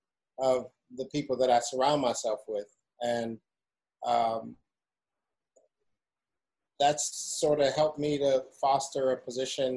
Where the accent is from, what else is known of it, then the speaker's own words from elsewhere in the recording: Chicago, Illinois, United States; I'm a Chicagoan. Like, I've been here for 50 years